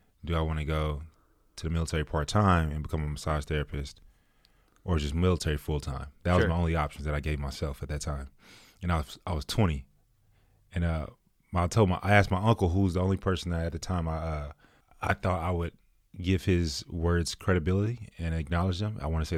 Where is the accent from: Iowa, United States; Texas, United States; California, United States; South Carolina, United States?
Texas, United States; Killeen; born there; also born or lived in Germany / Washington / Arizona / Virginia; So I was born in Killeen, and then I traveled around the world, went to a bunch of elementary schools, lived in Germany, went to school over there, Washington, Arizona, Virginia, Georgia, Texas, a few different places, Austin, Irving, Grand Prairie.